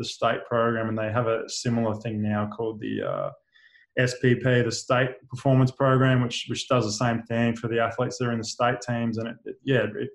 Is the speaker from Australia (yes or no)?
yes; Queensland, Australia; Growing up in Queensland, you have this state of origin pride of representing Queensland